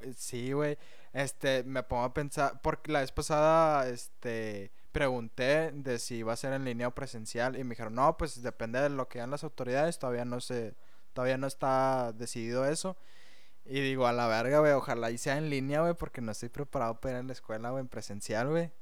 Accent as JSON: {"language": "Spanish", "town": "Monterrey", "region": "Nuevo León", "country": "Mexico", "said": "Somos mexicanos, somos regios."}